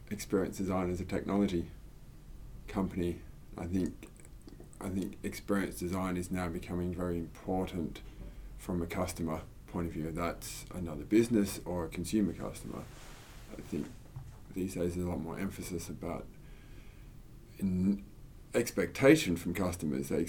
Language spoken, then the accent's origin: English; Australia; also born or lived in United States / United Kingdom / Germany; now in Sweden